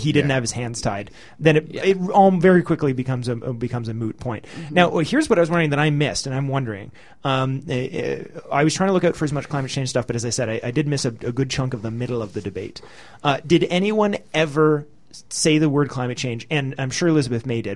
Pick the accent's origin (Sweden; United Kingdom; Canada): Canada